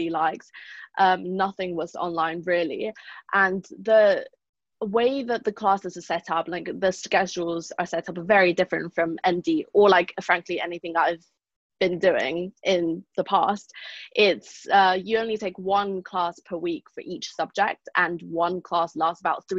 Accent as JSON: {"language": "English", "region": "London", "country": "United Kingdom", "also_born_or_lived": "Malaysia", "moved": "as an adult", "lives_now": "South Bend, United States", "said": "I lived and was educated in London, England before, up until summer 2019."}